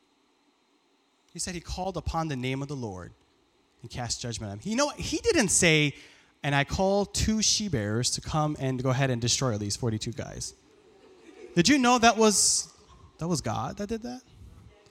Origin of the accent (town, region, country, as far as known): Lansing, Michigan, United States; born or raised there; first language Farsi; English is a second language